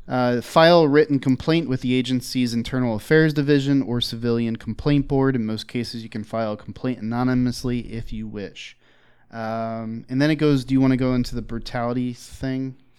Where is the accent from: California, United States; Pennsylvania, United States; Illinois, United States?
Pennsylvania, United States; Philadelphia; I grew up in Philly